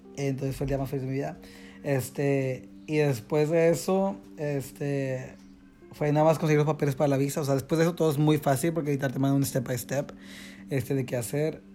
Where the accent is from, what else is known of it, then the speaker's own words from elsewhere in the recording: Monterrey, Nuevo León, Mexico; moved away as an adult; soy mexicano